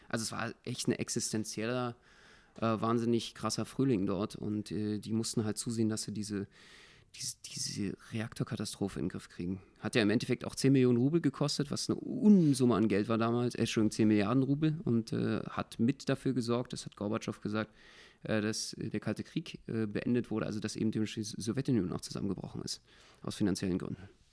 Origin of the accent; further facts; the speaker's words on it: Berlin, Germany; als Berliner